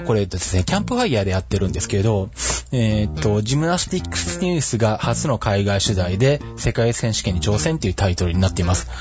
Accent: Shizuoka, Japan; 地元の静岡の北村で修理受付できる

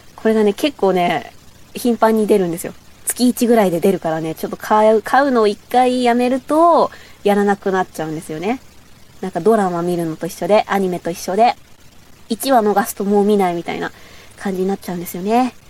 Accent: Bōsō, Chiba, Japan; accent: Bōsō dialect; 千葉県なんですけど、房総の方の出身なんで、ちょっと房総弁っていうのがあって

